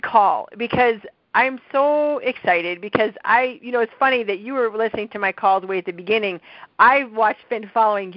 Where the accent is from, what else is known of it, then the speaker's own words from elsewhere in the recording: Midwest, United States; accent: Midwestern nasal; my Midwestern nasal accent.